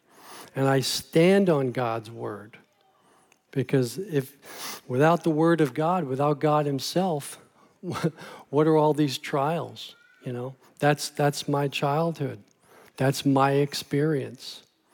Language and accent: English; New York City, New York, United States; moved away; I grew up in New York City